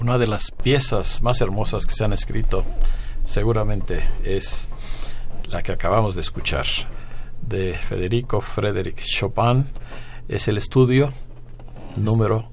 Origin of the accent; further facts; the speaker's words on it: Mexico; todos los mexicanos, sobre todo los que eh, en algún momento estamos fuera de nuestro terruño, de nuestro país